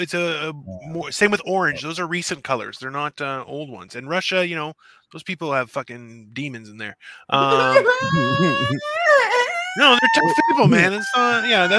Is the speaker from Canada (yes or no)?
yes; Canada; I'm like the worst Canadian because I'm more Greek than I'm Canadian.